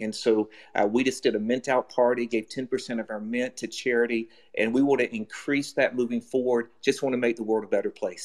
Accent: United States; moved away as an adult; also born or lived in China; I'm an American, and but I also feel like I'm Asian. I lived in China for seven years

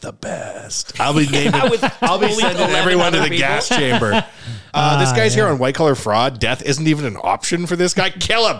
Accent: Canada; And I was like, Canada.

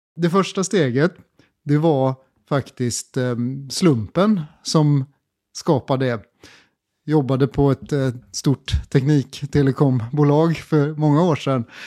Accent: Gothenburg, Västra Götaland, Sweden; moved away as an adult; also born or lived in China; jag är uppvuxen i Göteborg på hissingen

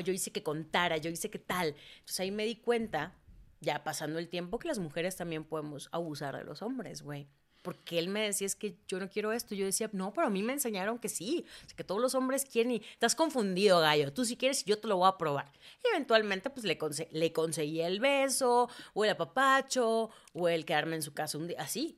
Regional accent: Mérida, Yucatán, Mexico; also born or lived in Mexico City; Yo nací en Mérida, crecí en Mérida

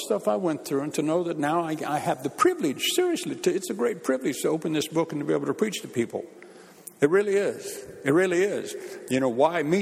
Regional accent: Bakersfield, California, United States; moved away as an adult; now in United Kingdom; when I used to go back home to my hometown of Bakersfield

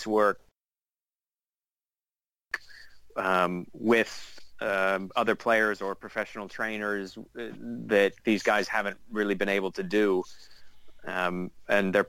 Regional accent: Florida, United States; I grew up in Florida

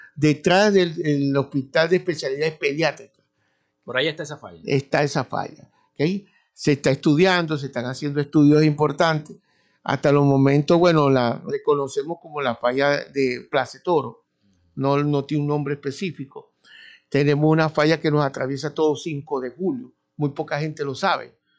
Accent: Maracaibo, Zulia, Venezuela; nosotros le llamamos cañada como buenos maracuchos

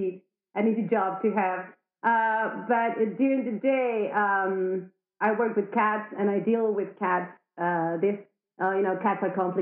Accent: Argentina; also born or lived in Madrid, Spain; now in Mallorca, Spain; I'm from Argentina, but I've been living in Madrid for 9 years, and now I decided that I needed the beach, and I came to Mallorca, so here I am.

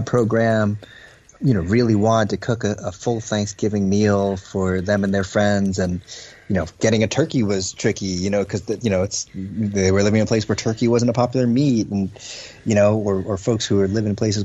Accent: New Jersey, United States; I was born and raised in New Jersey, but my folks came from China, from Hong Kong

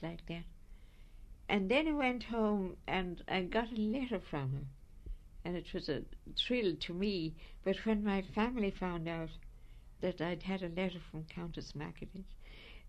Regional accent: Wexford, Leinster, Ireland; We came up from Wexford for a day in Dublin

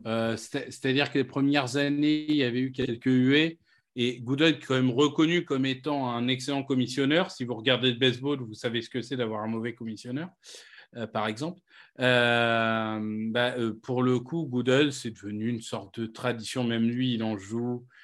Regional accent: Amiens, Hauts-de-France, France; Amiens, ma ville natale

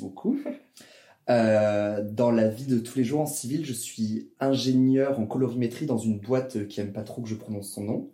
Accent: Toulouse, Occitania, France; moved away as an adult; also born or lived in Grenoble; now in Paris, France; Je suis né à Toulouse, dans le sud de la France

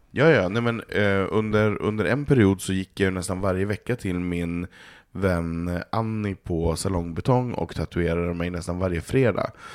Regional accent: Norrland, Sweden; now in Stockholm, Sweden; jag är uppvuxen där

